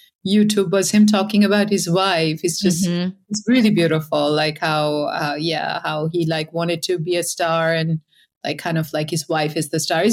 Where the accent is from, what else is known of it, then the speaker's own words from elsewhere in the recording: India; moved away as an adult; also born or lived in United States; now in Europe; I'm from India, grew up there.